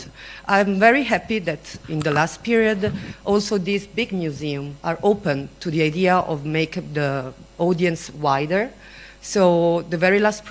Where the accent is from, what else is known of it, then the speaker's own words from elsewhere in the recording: Italy; I'm coming from Italy